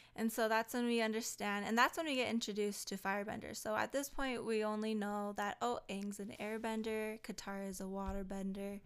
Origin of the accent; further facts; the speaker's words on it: Hawaii, United States; I'm Hawaiian